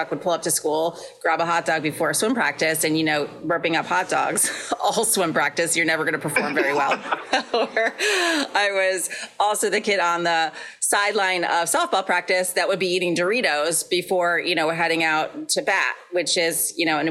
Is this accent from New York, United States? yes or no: yes; New York, United States; moved away as an adult; now in Connecticut, United States; I grew up in New York, and I actually live in Connecticut now. So I literally live about 30 minutes from where I grew up